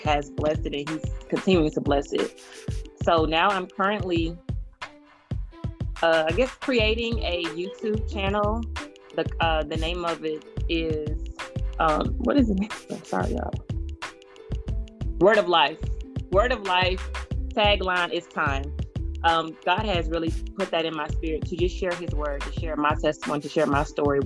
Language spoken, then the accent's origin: English; Columbia, South Carolina, United States; now in Irmo, United States; I am from Columbia, South Carolina, but I currently reside in Irmo, South Carolina.